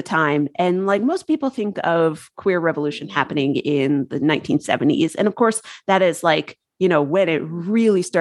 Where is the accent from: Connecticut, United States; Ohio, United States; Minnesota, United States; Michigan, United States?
Connecticut, United States; I'm from Connecticut